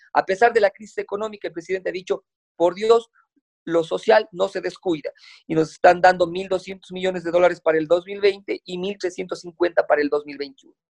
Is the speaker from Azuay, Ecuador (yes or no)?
yes; Cuenca, Azuay, Ecuador; como buen cuencano